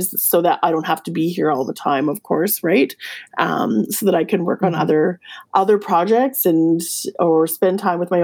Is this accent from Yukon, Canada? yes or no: yes; Yukon, Canada; I'm from the Yukon.